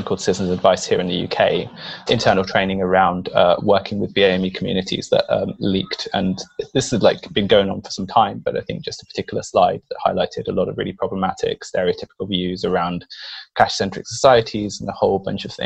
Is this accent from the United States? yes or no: no; Ecuador; now in United Kingdom; I grew up in Ecuador. I'm Latino.